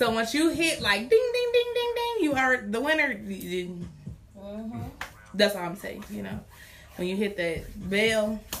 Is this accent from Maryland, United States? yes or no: yes; Baltimore, Maryland, United States; Y'all already know I'm from Baltimore.